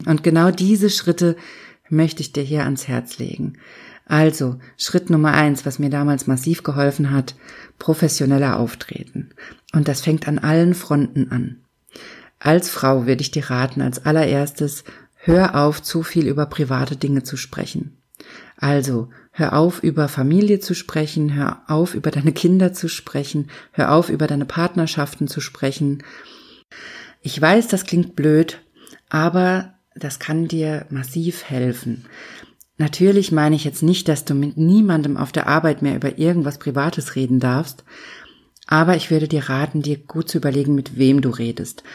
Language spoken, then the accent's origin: German; Germany; hier bei uns in Deutschland